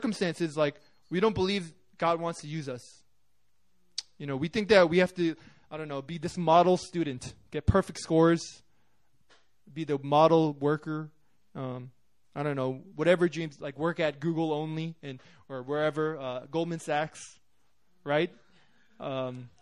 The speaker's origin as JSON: {"language": "English", "town": "New York City", "region": "New York", "country": "United States", "said": "I'm from New York"}